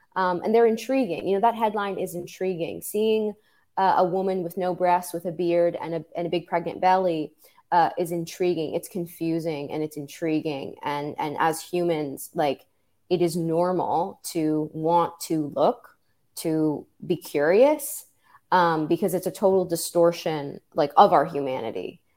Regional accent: New York City, New York, United States; I'm, I'm originally from New York City

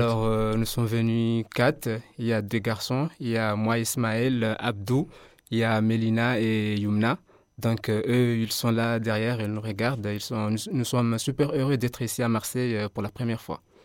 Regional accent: Comoros; moved away as an adult; now in Mayotte; à la base, je suis comorien. Je suis étudiant comorien.

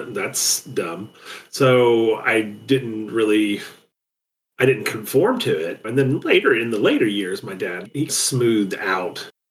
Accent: the South, United States; It's part of who I am because I'm from the South

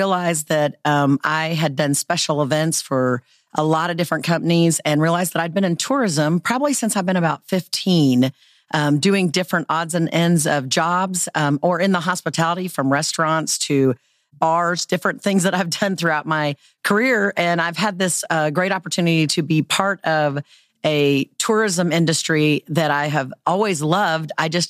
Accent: Dodge City, Kansas, United States; I am originally from Dodge City, Kansas, and I was fortunate to live in a town that was tourism.

